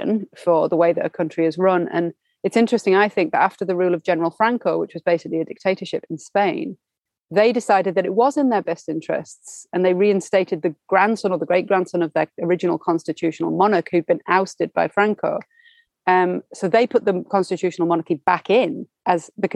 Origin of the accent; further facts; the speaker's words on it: United Kingdom; we in the UK